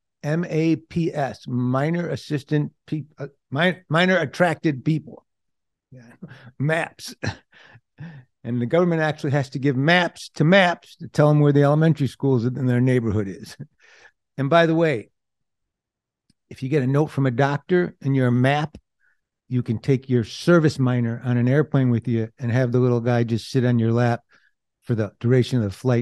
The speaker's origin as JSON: {"language": "English", "town": "Detroit", "region": "Michigan", "country": "United States", "tie": "born or raised there", "said": "I grew up in Detroit"}